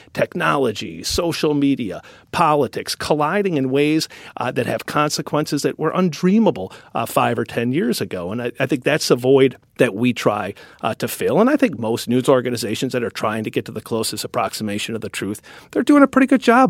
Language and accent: English; Wisconsin, United States; accent: Wisconsin; my Wisconsin accent